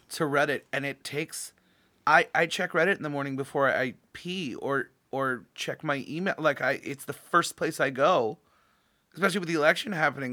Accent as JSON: {"language": "English", "town": "San Jose", "region": "California", "country": "United States", "tie": "born or raised there", "also_born_or_lived": "New York / Los Angeles", "moved": "yes", "said": "I grew up in a very idyllic little part of San Jose"}